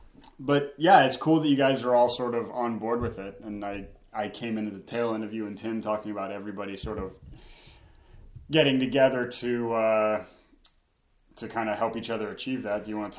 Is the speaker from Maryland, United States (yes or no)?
yes; Maryland, United States; accent: Maryland; moved away; I'm from Maryland